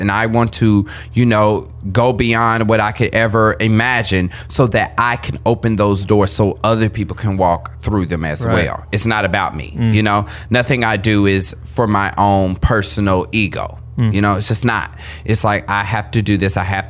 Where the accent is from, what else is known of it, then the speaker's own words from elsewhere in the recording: Kansas City, United States; moved away as an adult; also born or lived in Philadelphia; I was born and raised in Kansas City.